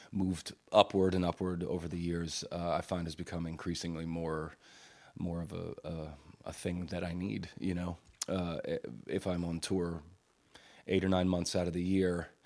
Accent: Virginia, United States; also born or lived in Pittsburgh; I was I was born here in Pennsylvania, uh, in Pittsburgh actually, but spent most of my most of the important years in my life uh, in rural Virginia.

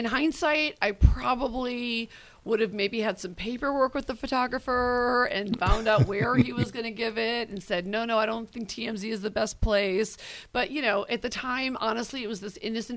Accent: United States; accent: American; your American accent

